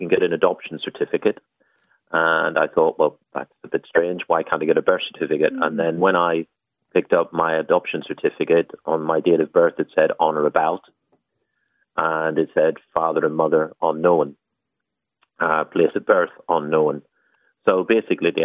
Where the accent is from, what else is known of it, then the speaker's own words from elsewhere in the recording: just outside of Belfast, Northern Ireland, United Kingdom; I was brought up just outside of Belfast, a really, really good childhood